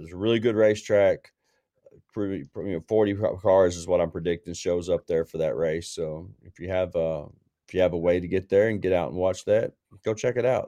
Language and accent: English; Tennessee, United States; for a Tennessee guy